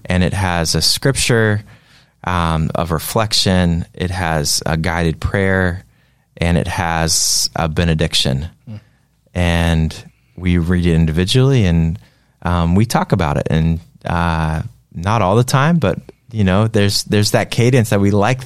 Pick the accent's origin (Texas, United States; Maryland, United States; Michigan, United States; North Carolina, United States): North Carolina, United States; Greensboro; growing up in North Carolina in Greensboro